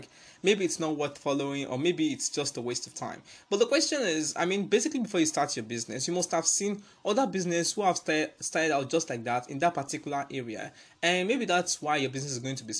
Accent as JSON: {"language": "English", "country": "Nigeria", "said": "as a Nigerian"}